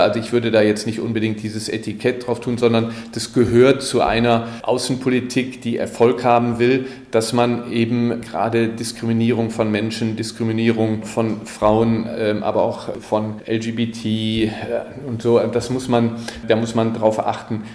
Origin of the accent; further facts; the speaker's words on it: Germany; als Deutsche